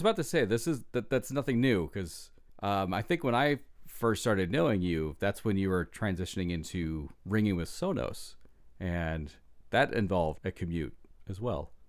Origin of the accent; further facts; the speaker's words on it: Iowa, United States; I grew up in Iowa, and small town, small church